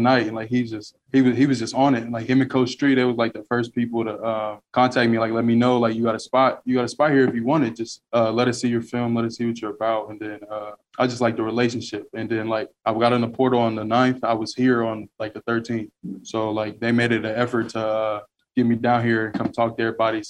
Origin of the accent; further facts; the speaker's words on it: Springfield, Ohio, United States; moved away; also born or lived in Kentucky; from Springfield, Ohio, transfer from Kentucky